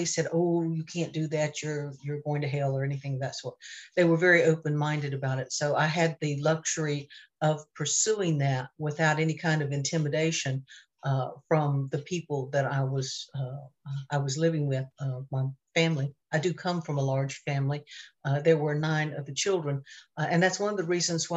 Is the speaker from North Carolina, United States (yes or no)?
yes; North Carolina, United States; I grew up in North Carolina, in a very rural part of North Carolina